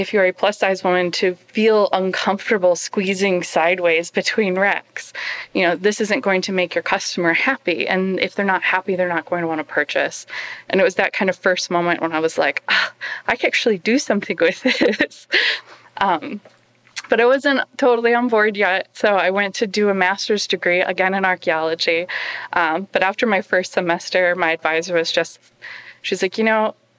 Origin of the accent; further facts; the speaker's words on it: United States; I'm an American